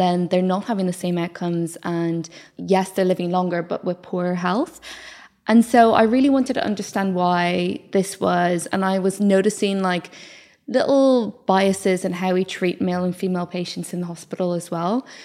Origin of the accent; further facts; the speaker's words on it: Ireland; accent: Irish; moved away as an adult; also born or lived in South Wales; I'm Irish